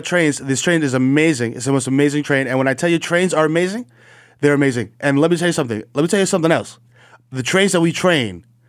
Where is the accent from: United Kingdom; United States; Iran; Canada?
United States; New York City, New York; if you're a kid growing up in the Bronx